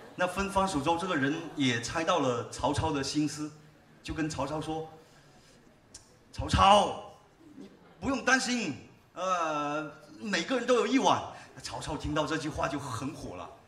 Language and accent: Chinese; Haifeng, Guangdong, China; accent: Haifeng dialect; 我们老家那边农村打群架的一个故事。 呃，用海风话演唱